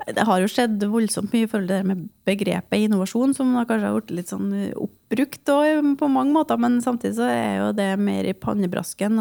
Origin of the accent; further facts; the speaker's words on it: Grong, Trøndelag, Norway; jeg er jo en uskyldig nordtrønder. Jeg kommer fra Grong i Namdalen